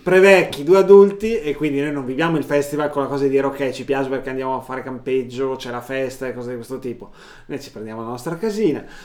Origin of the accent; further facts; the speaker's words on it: Verona, Veneto, Italy; noi siamo, si sente dal leggero accento soprattutto del dottor, eh, dottor … qui a fianco a me, che siamo di Verona